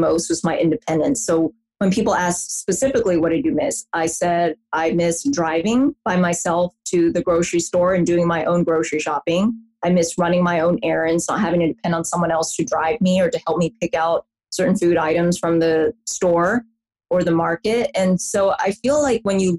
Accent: the South, United States; I'm from the South in the US

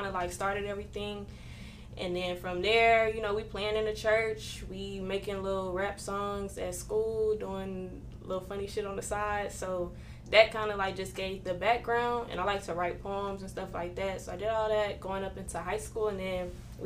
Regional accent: Killeen, Texas, United States; also born or lived in Baton Rouge, Louisiana; I'm from Killeen, Texas, 254, like I said, if you ain't know. But yeah, I was born in Baton Rouge, Louisiana

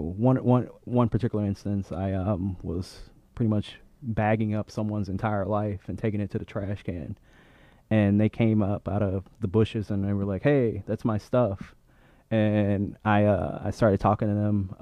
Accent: St. Louis, Missouri, United States; now in Boston, United States; I'm originally from St. Louis

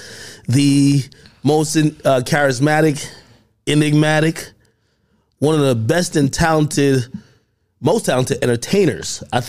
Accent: Jamaica; now in United States; I'm from Jamaica

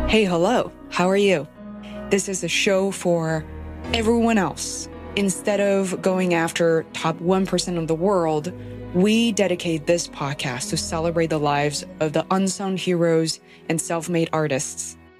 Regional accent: Beijing, China; moved away; I grew up in Beijing of fourteen million people

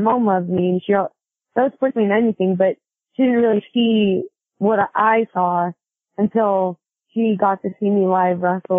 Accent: Kennewick, Washington, United States; moved away as an adult; also born or lived in Seattle, Washington; now in Memphis, United States; I was born in Seattle, but I grew up in the Tri-Cities in Washington State.

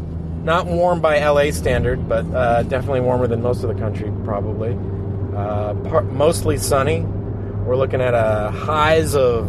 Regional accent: Hyannis, Massachusetts, United States; moved away as an adult; now in Los Angeles, United States; coming over the bridge back to Cape Cod, Massachusetts, where is my hometown

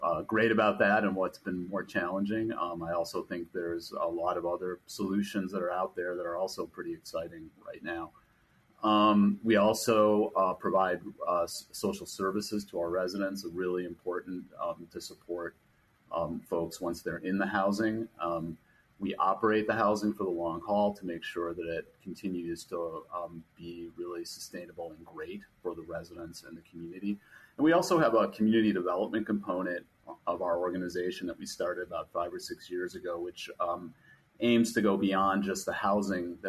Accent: Chicago, Illinois, United States; moved away; I grew up in Chicago

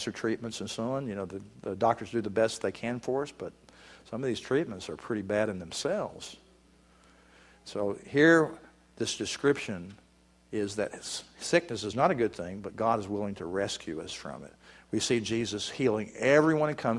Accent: Texas, United States; moved away as an adult; also born or lived in Virginia; I'm originally from Texas, and I'm living in Texas now, but I was living in Virginia at the time

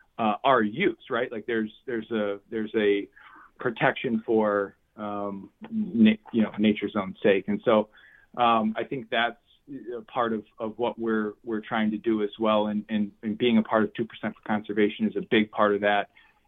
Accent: Wisconsin, United States; I grew up in Wisconsin, hunting and deer hunting and fishing and my first memories are in the woods

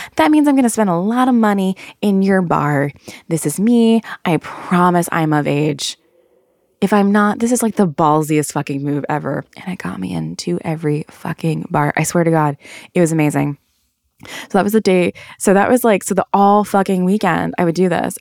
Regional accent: the South, United States; moved away as an adult; now in New York, United States; I'm from the South.

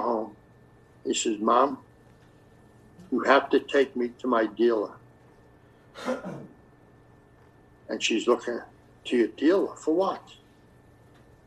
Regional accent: New York, United States; accent: New York; moved away; That's my accent. The people don't know a New York accent, even though I'm not in New York anymore.

